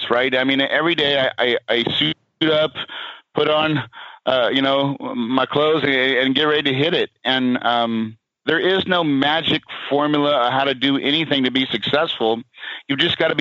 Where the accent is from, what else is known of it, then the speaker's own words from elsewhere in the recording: West Plains, Missouri, United States; I grew up in Missouri as well. I'm from West Plains, West Plains, Missouri, out there in the Ozarks by Branson